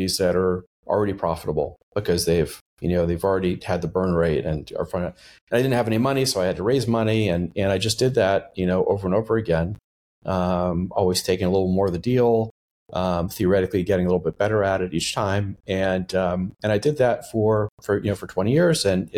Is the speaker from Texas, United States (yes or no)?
yes; Texas, United States; also born or lived in Boston / New York; So I, you know, I grew up mostly in Texas, where I graduated high school.